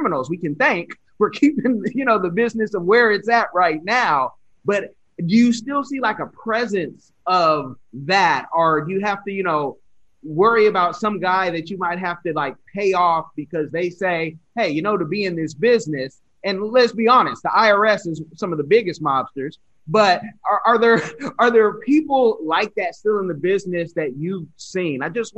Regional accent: California, United States; also born or lived in Springfield; I'm originally from California, I've moved all over

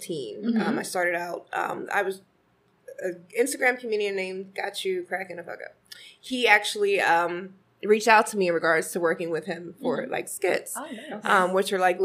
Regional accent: Philadelphia, Pennsylvania, United States; Grew up with everyone around 77th and Ogontz. So, Uptown is definitely my hood. I was born and raised in Philly.

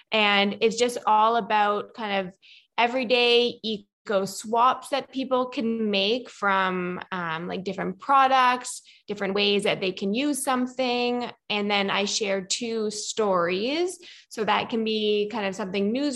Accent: Nova Scotia, Canada; accent: Canadian; now in Kelowna, Canada; So I grew up in Nova Scotia

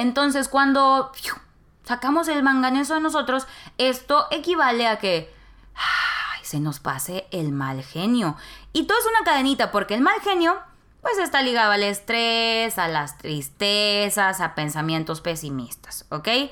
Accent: Nuevo Laredo, Tamaulipas, Mexico; moved away as an adult; now in Monterrey, Mexico; Nuevo Laredo, que es mi ciudad natal, Nuevo Laredo, Tamaulipas

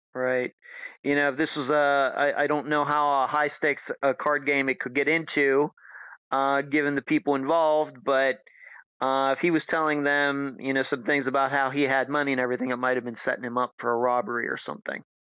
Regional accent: United States; as an American

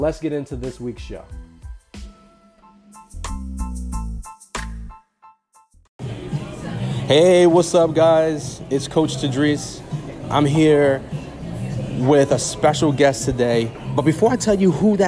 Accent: New Jersey, United States; I'm from New Jersey.

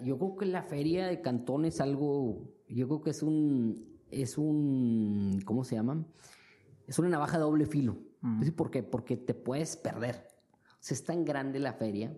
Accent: Mexico; now in China; como mexicanos

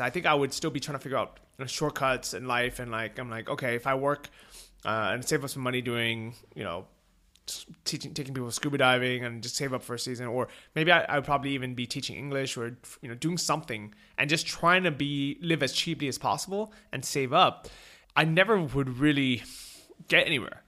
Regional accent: San Francisco, California, United States; moved away; growing up in San Francisco, we're known as a bike-friendly city

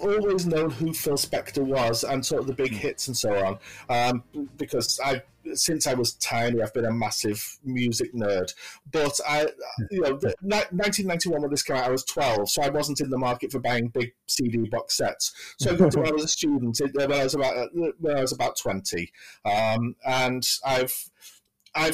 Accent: between Liverpool and Manchester, North West England, United Kingdom; accent: generic northern accent; I'm British. I live in Manchester, which is in the northwest of England. But my accent is actually—it's a sort of generic northern accent. My parents are from Liverpool, and there's a lot of Liverpool in my accent

